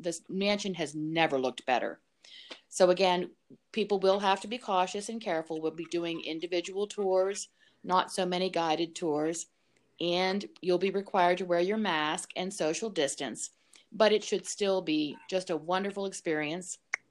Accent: Altoona, Pennsylvania, United States; moved away as an adult; I was born and raised in Altoona here for 20 years. And then I was an ROTC graduate, so I was in the Army for 6 years and then gone for 20. Came back at age 40

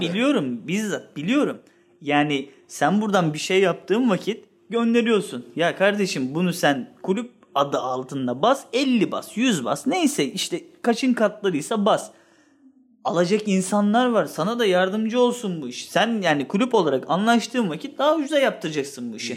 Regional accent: Sakarya, Turkey; Ve ben ben Sakaryalıyım. Babam da Sakaryalı, onun babası da Sakaryalı

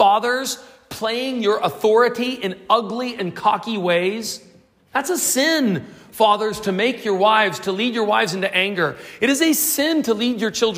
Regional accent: United States; now in South Africa

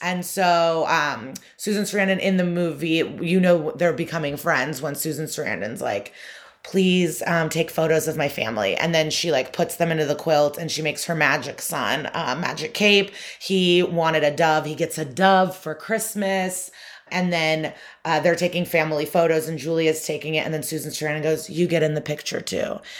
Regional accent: Chicago suburbs, Illinois, United States; I grew up in the Chicago suburbs

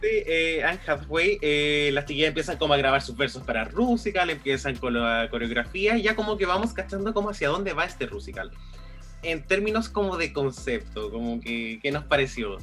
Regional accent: Chile; todos los chilenos que estamos

